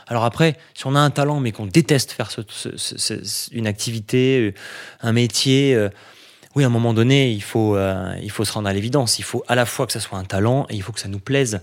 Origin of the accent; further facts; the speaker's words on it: Nice, Provence-Alpes-Côte d'Azur, France; j'ai grandi à Nice, parce que j'ai toujours vécu au bord